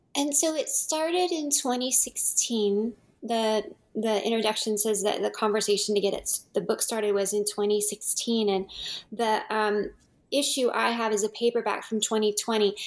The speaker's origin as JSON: {"language": "English", "region": "California", "country": "United States", "said": "as a Californian"}